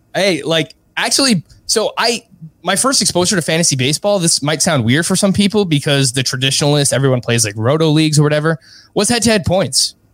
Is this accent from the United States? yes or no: yes; New York City, New York, United States; I was born and raised in Ridgewood, Queens